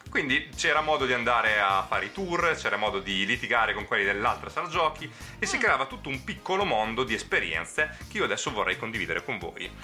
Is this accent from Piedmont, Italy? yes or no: no; Naples area, Campania, Italy; dei venditori di sogni partenopei che stavano dalle mie parti